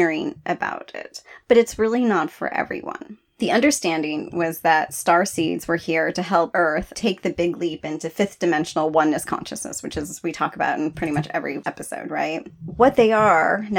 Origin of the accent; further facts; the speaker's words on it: California, United States; moved away; I'm from California, I was born in California. I haven't lived there in a long time